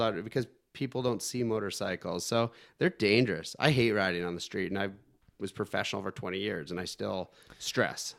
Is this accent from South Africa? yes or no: no; Canada; I'm from Canada